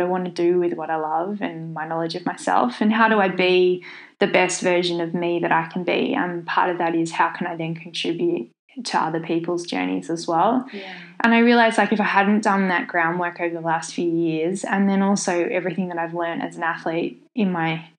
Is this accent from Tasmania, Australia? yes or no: yes; Tasmania, Australia; my home state of Tasmania